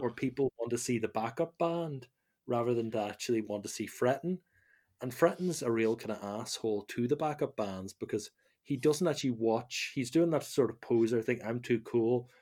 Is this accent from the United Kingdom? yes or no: yes; Omagh, Northern Ireland, United Kingdom; I'm from Oma